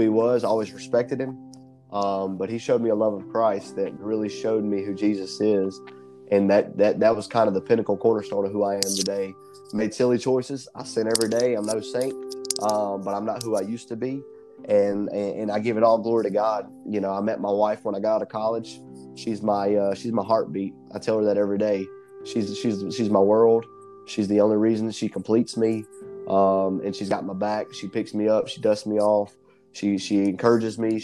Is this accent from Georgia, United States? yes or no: yes; McDonough, Georgia, United States; my hometown of McDonough